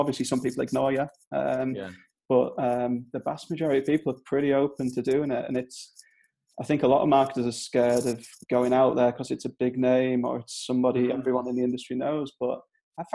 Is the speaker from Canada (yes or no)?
no; Durham, North East England, United Kingdom; accent: Northern English; now in Clitheroe, United Kingdom; I'm from I'm from Durham, so not too far away from there